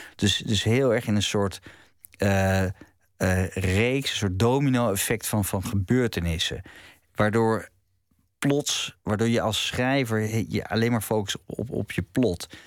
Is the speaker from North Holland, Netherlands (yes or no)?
yes; Het Gooi, North Holland, Netherlands; in het, het gooi waar, waar ik opgroeide